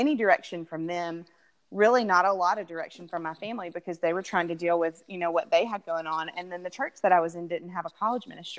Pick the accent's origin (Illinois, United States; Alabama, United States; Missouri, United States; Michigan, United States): Alabama, United States; Tuscaloosa; moved away as an adult; now in Atlanta, United States; I'm originally from Alabama, so you can hear it probably in the voice, but, it was in Tuscaloosa, Alabama